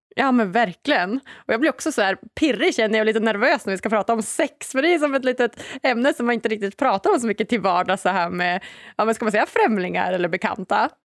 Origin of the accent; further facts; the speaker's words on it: Norrland, Sweden; now in Stockholm, Sweden; Jag är ju hemma i Norrland istället för att vara i Stockholm där jag bor till vardags